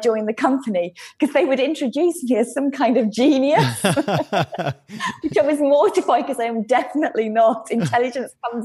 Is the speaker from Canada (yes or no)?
no; England, United Kingdom; also born or lived in London / Ibiza; I'm English.